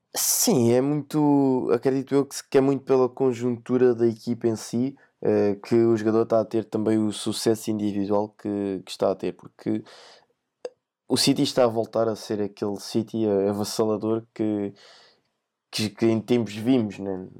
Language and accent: Portuguese; Portugal; como sendo português